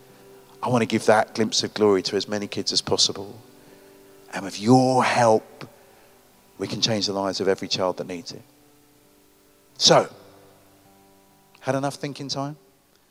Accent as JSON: {"language": "English", "country": "United Kingdom", "said": "I'm a Brit."}